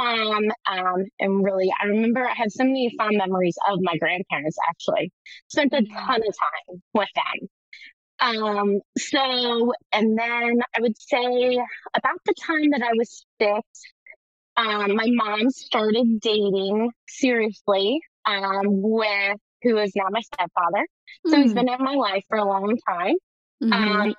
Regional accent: Baltimore, Maryland, United States; I was actually born and raised in Baltimore, Maryland

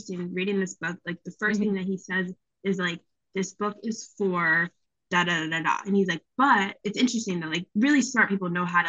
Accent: East Coast, United States; naturally, I'm from the East Coast. I think Verizon's the best.

